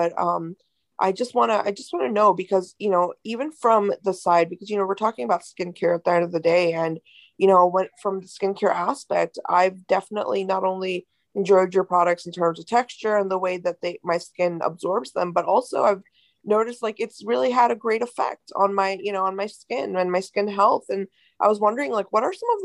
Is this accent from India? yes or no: yes; India; as an Indian woman